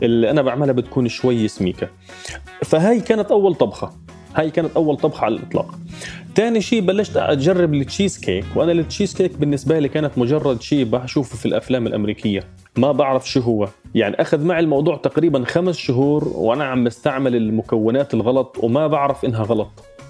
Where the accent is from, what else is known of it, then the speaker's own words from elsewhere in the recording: Gaza, Gaza Strip, Palestine; moved away as an adult; now in London, United Kingdom; عشت بغزة طبعا حياتي كلها 30 سنة من غزة آه، في غزة ما طلعت منها أبدا